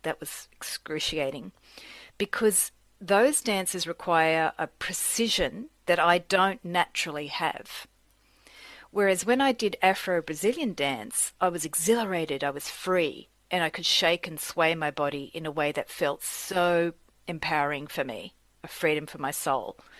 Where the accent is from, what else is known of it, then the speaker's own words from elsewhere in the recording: Australia; moved away; I grew up in Australia from parents who were immigrants from Sicily